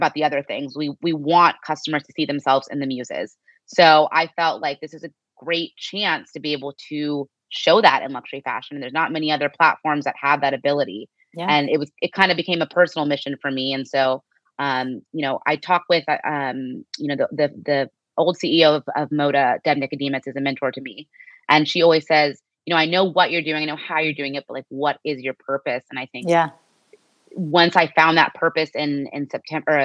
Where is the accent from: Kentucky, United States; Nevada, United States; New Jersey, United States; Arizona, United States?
Arizona, United States; Scottsdale; moved away; also born or lived in New York; growing up in Scottsdale, Arizona, where it's primarily white